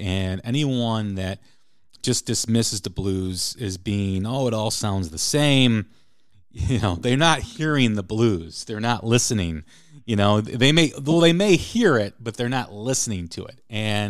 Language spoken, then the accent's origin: English; Chicago, Illinois, United States; very early influence, or very early, you know, incarnation of listening to the blues myself, you know, growing up in Chicago.